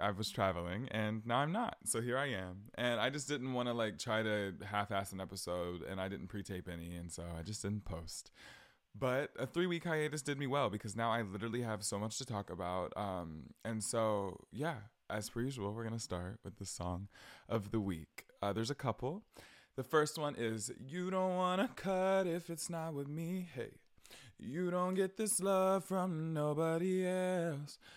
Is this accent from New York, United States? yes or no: no; southern Georgia, United States; I visited, uh, my hometown, like, southern Georgia, more south than I live now.